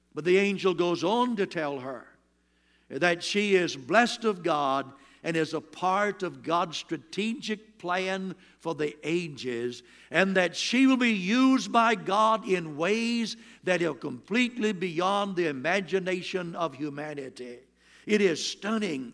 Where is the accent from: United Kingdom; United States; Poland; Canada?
United States; Williamston, North Carolina; I'm from Williamston, North Carolina, but there's a place in that town called Doodle Hill. And that's where I come from.